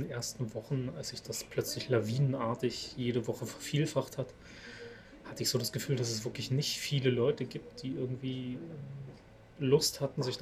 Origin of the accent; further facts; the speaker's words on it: Görlitz, Saxony, Germany; born there; Ich komme ja aus Sachsen.